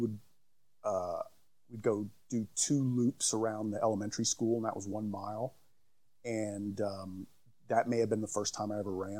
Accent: Dallas, Texas, United States; also born or lived in New Mexico; I was born in Dallas

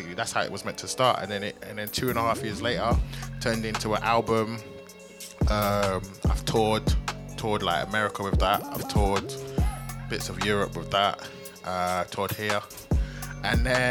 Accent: London, United Kingdom; I'm from Lewisham, and back in the day it was like there was this gang, the whole gang culture, right? I don't know what it's like now, but when I was growing up, it was pretty bad.

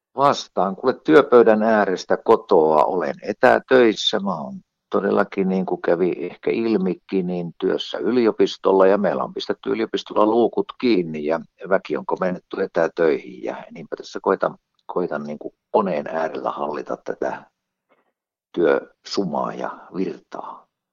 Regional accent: northern Finland, Finland; Mä olen kotoisin Pohjois-Suomesta

